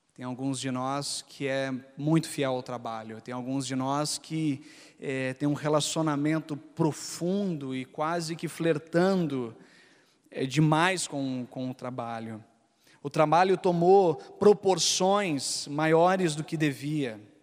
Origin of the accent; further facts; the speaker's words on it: Gaúcho, Rio Grande do Sul, Brazil; eu, e minha esposa, é, a gente é gaúcho